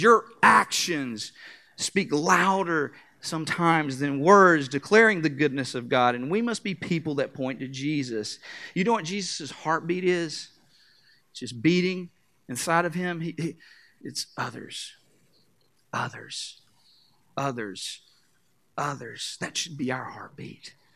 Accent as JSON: {"language": "English", "region": "North Carolina", "country": "United States", "said": "I am from North Carolina"}